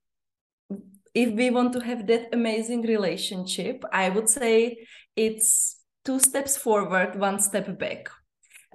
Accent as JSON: {"language": "English", "country": "Czechia", "moved": "as an adult", "lives_now": "Zambia", "said": "I live in Zambia, and it's been my 13th year in Africa. Originally, I come from the Czech Republic"}